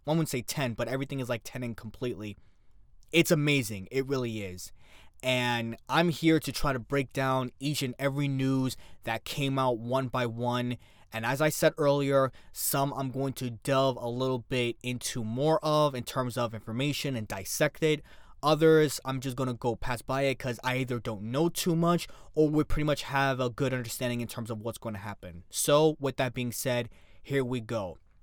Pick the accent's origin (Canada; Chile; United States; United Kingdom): United States; New York City, New York; within New York City, you know, cuz it's my hometown